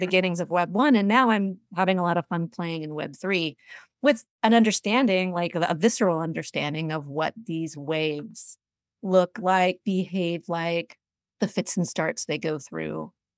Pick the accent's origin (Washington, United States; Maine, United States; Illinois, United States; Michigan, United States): Washington, United States; Seattle; I'm originally from Seattle, went to University of Washington, grew up in the region